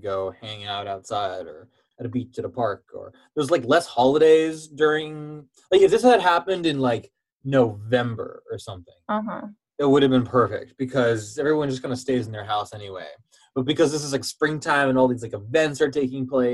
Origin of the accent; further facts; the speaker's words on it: Pacific Northwest, United States; a native Northwesterner